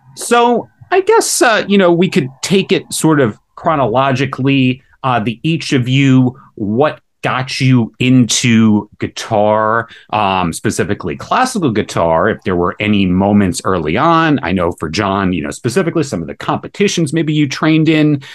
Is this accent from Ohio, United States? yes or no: yes; northeast Ohio, United States; me also being from northeast ohio